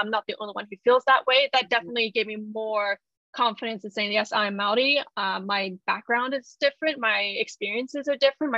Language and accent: English; United States; moved away as an adult; also born or lived in Japan; I grew up in the United States